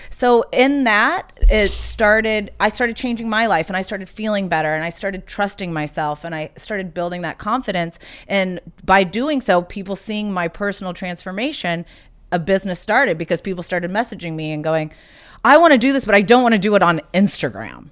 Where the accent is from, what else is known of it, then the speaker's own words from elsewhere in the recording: South Carolina, United States; moved away; also born or lived in Bloomington, Indiana; even though I was born in Indiana, I grew up in South Carolina